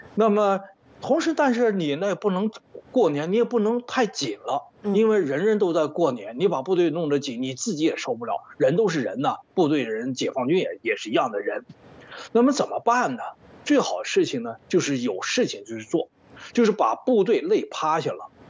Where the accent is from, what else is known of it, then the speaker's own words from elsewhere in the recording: China; moved away; 我到到底是从大陆出来的人